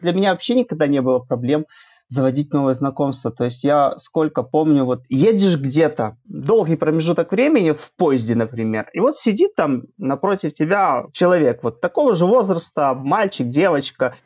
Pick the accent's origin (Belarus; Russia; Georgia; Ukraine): Belarus; Я из Беларуси